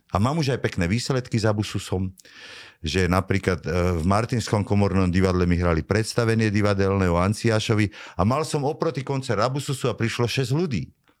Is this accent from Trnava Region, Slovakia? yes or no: yes; Vrbové, Trnava Region, Slovakia; som z Vrbového a vtedy to bol okres Trnava